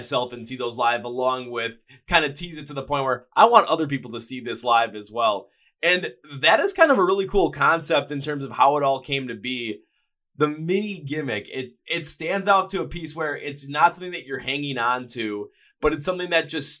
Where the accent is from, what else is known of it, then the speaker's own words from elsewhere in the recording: Wisconsin, United States; from my home state of Wisconsin